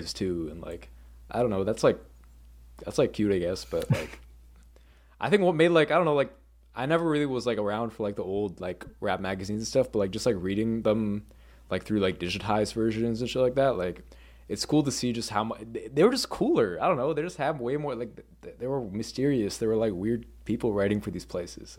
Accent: suburban Massachusetts, United States; I grew up in Mass, like, suburban Massachusetts

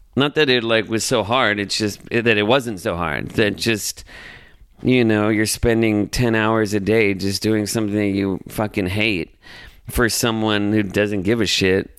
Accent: Los Angeles, California, United States; I was born and raised in Los Angeles

